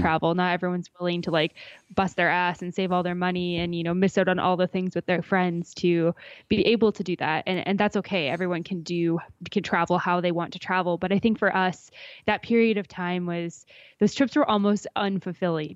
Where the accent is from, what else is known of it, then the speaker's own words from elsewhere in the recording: Alberta, Canada; I grew up in Alberta. I grew up not far from Canmore, about an hour east towards Calgary.